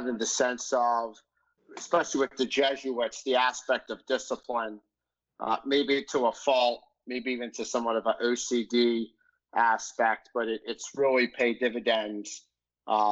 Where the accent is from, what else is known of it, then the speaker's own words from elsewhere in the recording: Philadelphia, Pennsylvania, United States; grow up out in the suburbs